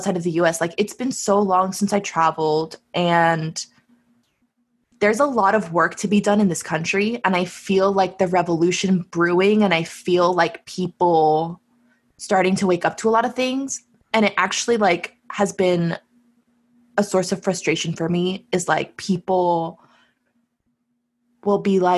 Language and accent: English; United States; I have a unique perspective as an American